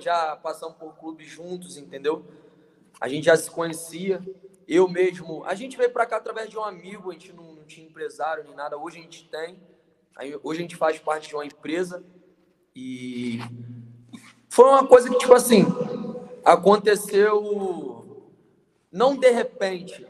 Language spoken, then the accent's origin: Portuguese; Mesquita, Rio de Janeiro, Brazil; meu município ali de Mesquita, no Rio de Janeiro